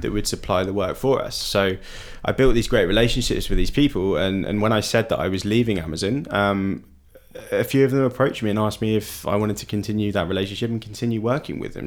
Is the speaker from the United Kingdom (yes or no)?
yes; United Kingdom; moved away as an adult; now in Berlin, Germany; being British